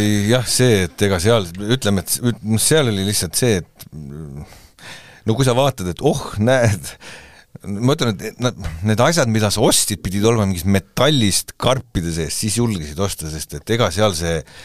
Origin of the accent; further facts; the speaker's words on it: Tallinn, Harju County, Estonia; meie elasime päris väiksed, kui me olime siis, ütleme, et eh, kaheksakümnendani, siis elasime Västriku tänaval Tondil